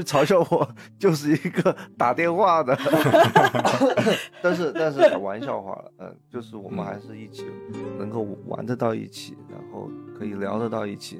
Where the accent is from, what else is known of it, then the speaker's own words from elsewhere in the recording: Chengdu, Sichuan, China; accent: Sichuan-accented Mandarin (Chengdu dialect); 川普，川普，我说的都是川普。